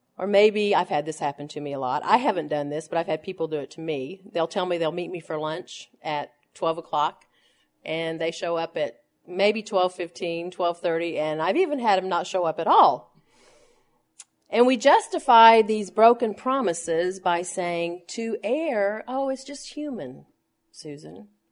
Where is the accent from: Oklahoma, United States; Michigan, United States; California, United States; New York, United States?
Oklahoma, United States; Tulsa; when I was a little girl growing up in Tulsa, Oklahoma